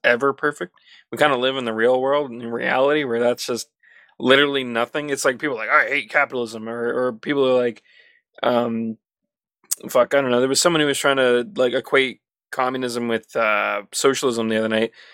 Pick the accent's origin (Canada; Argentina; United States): Canada; as a Canadian